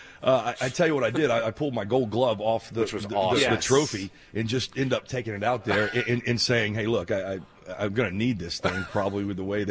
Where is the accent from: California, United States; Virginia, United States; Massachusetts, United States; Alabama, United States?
Alabama, United States; Mobile; Mobile, Alabama, my hometown